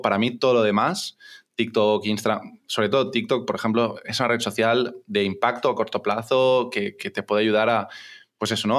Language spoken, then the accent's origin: Spanish; Barcelona, Catalonia, Spain; tengo 29 años, soy de Barcelona